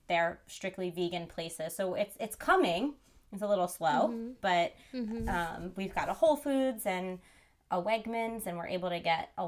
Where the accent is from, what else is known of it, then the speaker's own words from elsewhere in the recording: New Jersey, United States; also born or lived in New York City; I grew up in New Jersey and I am back in New Jersey after being in New York City for like 12 plus years.